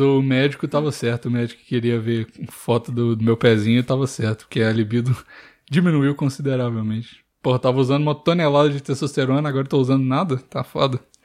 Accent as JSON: {"language": "Portuguese", "town": "Curvelo", "region": "Minas Gerais", "country": "Brazil", "tie": "born or raised there", "said": "Eu, a parte de mãe é de Curvelo, a parte de pai é de Uberlândia. E eu nasci em Curvelo"}